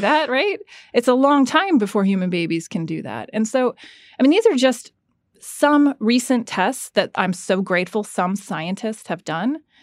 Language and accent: English; Florida, United States; moved away; also born or lived in London, United Kingdom / Georgia, United States; I grew up in Florida